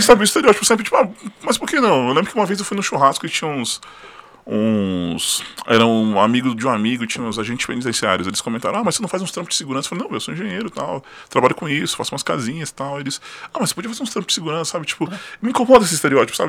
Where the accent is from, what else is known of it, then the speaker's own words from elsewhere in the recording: Brasília, Federal District, Brazil; also born or lived in Ceilândia / Rio de Janeiro / São Paulo state; Eu sou brasiliense, nasci na, na Ceilândia, morei minha vida quase inteira na Santa Maria